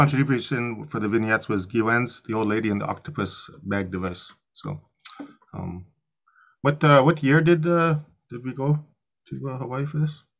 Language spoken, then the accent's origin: English; Winnipeg, Manitoba, Canada; I'm from Winnipeg, and I'm a visual artist.